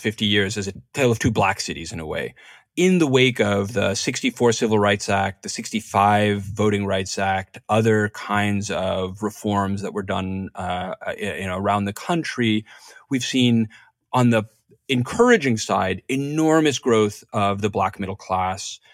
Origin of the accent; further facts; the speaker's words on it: New York, United States; I grew up in New York in the seventies and eighties.